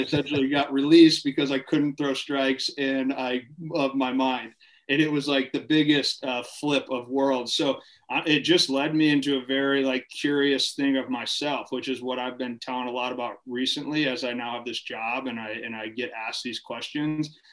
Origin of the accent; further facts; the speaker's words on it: Farmington, Michigan, United States; moved away as an adult; also born or lived in Ohio / Minnesota; I'm from originally from Farmington, Michigan. Okay. Um, grew up in Michigan. Family moved around a little bit. Lived in Ohio a little bit as a kid. Ended up coming back to Michigan